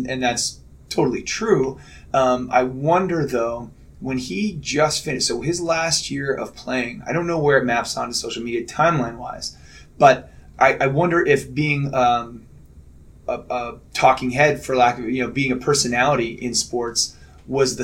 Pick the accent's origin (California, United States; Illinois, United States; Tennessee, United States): Illinois, United States; Chicago; I'm from Chicago.